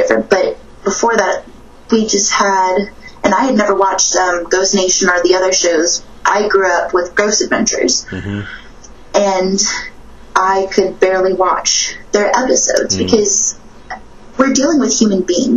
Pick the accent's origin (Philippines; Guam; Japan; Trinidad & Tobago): Guam; moved away; also born or lived in New Orleans; I grew up in Guam